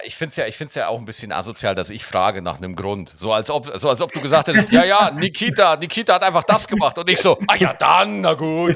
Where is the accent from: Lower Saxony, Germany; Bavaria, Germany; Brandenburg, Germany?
Bavaria, Germany; Schwarzach; Bei uns in Schwarzach